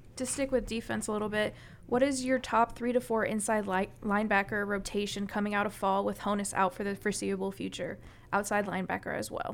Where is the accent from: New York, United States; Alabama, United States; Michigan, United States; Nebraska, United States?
Nebraska, United States; Lincoln; I'm from Lincoln. I went to Lincoln East